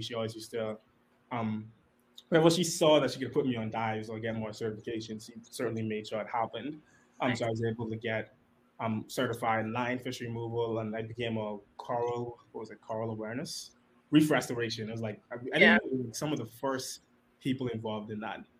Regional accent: Nassau, New Providence, Bahamas; I grew up right here in Nassau.

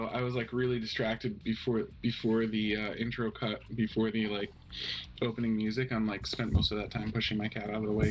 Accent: Fort Leavenworth, Kansas, United States; I was born in Kansas City, Fort Leavenworth, actually

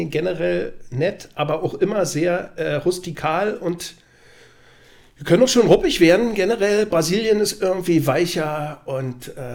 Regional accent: Magdeburg, Saxony-Anhalt, Germany; Also ich bin Magdeburger durch und durch, freue mich aber über alle anderen Vereine genauso.

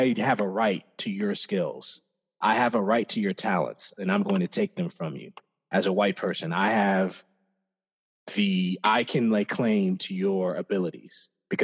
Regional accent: Iowa, United States; growing up in Iowa

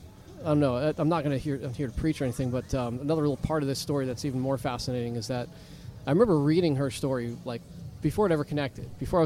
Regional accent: New Hampshire, United States; moved away as an adult; now in Cocoa Beach area, Florida, United States; Well, originally New Hampshire.

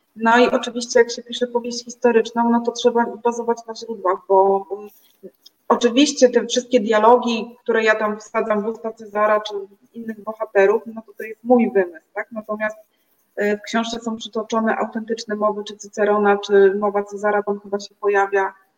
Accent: Gdynia, Pomeranian Voivodeship, Poland; also born or lived in Gdańsk; now in Rumia, Poland; jestem mieszkanką Rumi, e, aczkolwiek pochodzę z Gdyni, więc z pięknego Trójmiasta

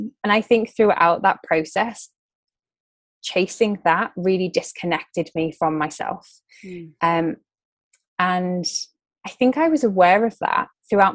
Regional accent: Liverpool, North West England, United Kingdom; moved away as an adult; also born or lived in London; I'm originally from Liverpool, which is in the north of England.

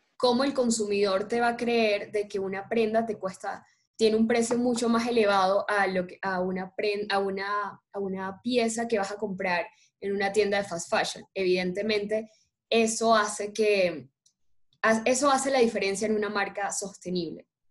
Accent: Colombia; acá en Colombia tenemos infinidades de fibras

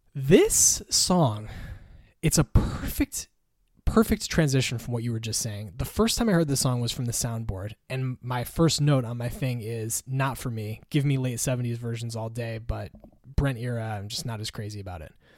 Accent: Connecticut, United States; from Hartford, from my home state

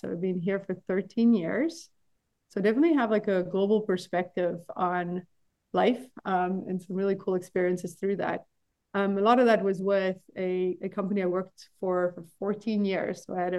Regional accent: South Africa; moved away as an adult; also born or lived in United Kingdom / Belgium; now in United States; So I grew up in South Africa, very long way away from here. And I lived there until I was 25.

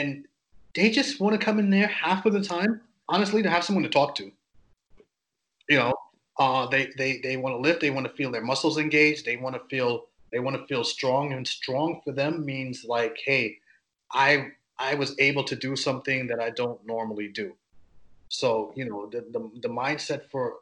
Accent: New York, United States; I'm from New York, obviously, East Coast

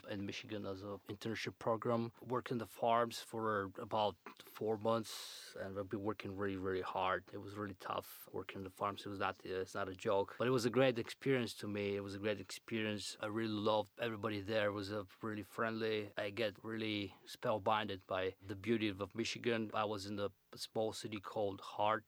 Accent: Plovdiv, Plovdiv Province, Bulgaria; English is a second language; moved away as an adult; now in Chicago, United States; I was born in Bulgaria and I grew up in my born city, Plovdiv, called Plovdiv

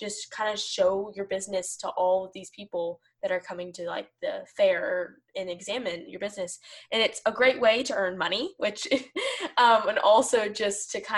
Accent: Arkansas, United States; I'm from Arkansas

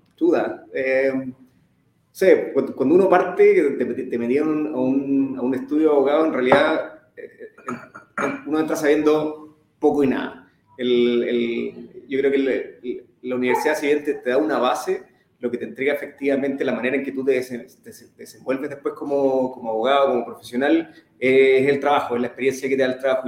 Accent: Temuco, Araucanía, Chile; moved away as an adult; now in Santiago, Chile; nací en Temuco hace 34 años ya eh, estudié el colegio allá, me, vine después a los 17

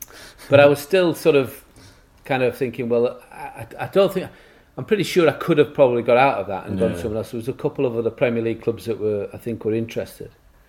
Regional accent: England, United Kingdom; And me personally, as an Englishman with a long hair and a beard, kind of stood out a little bit.

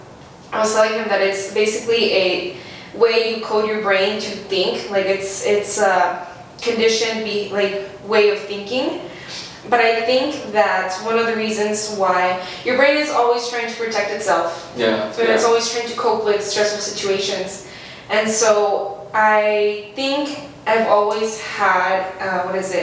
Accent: Las Cruces, New Mexico, United States; Love for my hometown.

